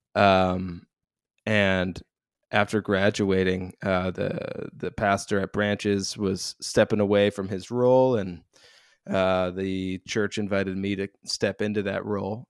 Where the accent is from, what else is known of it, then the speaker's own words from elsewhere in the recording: Royal Oak, Michigan, United States; I was raised outside of Detroit, so a town called Royal Oak in suburban Detroit, Michigan